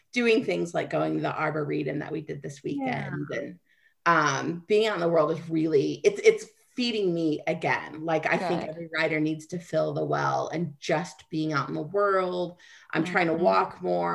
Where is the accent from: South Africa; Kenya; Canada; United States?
United States; Kansas; Kansas. No, where are you originally from? Kansas